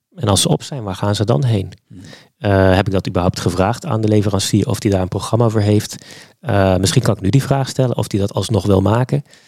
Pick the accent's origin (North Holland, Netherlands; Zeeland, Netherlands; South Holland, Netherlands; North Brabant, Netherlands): Zeeland, Netherlands; ik kom uit Zeeland. Eh, opgegroeid met een vader